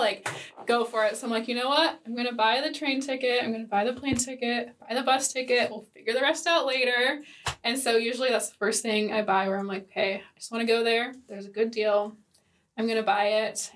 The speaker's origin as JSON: {"language": "English", "country": "United States", "moved": "as an adult", "lives_now": "Sweden", "said": "as an American"}